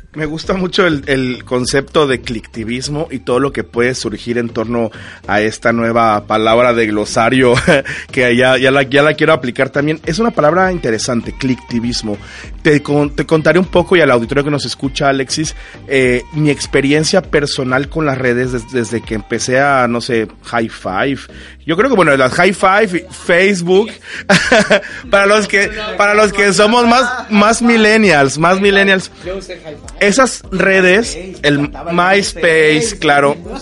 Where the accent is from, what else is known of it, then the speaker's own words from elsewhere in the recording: Mexico; nos unió como mexicanos